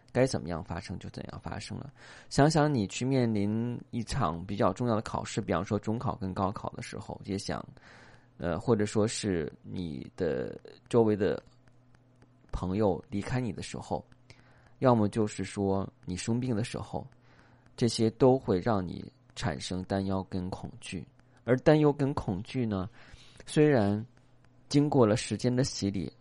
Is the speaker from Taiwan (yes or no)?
no; China; 我们中国人讲这俗话叫做"旁观者清"